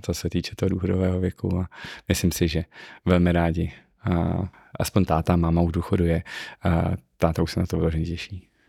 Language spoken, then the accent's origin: Czech; Ústí nad Labem, Ústí nad Labem Region, Czechia; Já jsem měl to štěstí, že jsem nebyl to typický městský dítě, sice jsem z Ústí nad Labem, ale z tak okrajové části, která je obrostlá lesem všude kolem